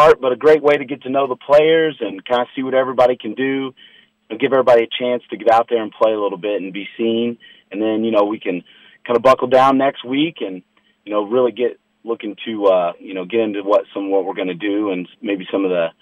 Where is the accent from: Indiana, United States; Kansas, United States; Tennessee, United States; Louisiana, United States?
Indiana, United States; Anderson; I grew up around the Anderson area